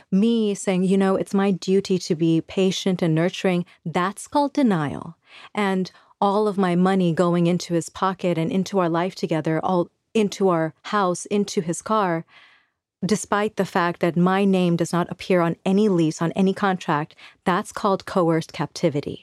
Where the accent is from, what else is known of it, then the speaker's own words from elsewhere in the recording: Bangladesh; moved away; So, I am from Bangladesh. I was born there in nineteen eighty-three